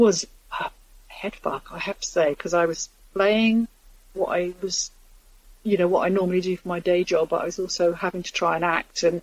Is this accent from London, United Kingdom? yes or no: yes; London, United Kingdom; moved away; I grew up in Islington and I love it, although I don't live there anymore